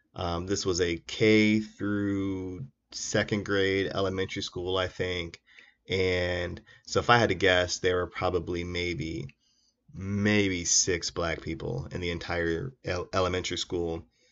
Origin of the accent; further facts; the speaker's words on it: Iowa, United States; my home state of Iowa